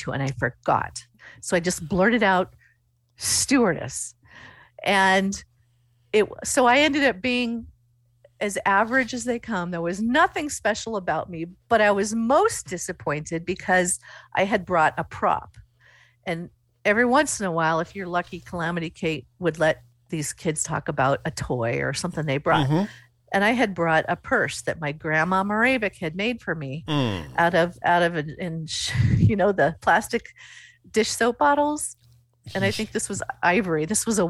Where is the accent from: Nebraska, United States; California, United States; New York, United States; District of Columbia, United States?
Nebraska, United States; Coatesfield; And I said, Coatesfield.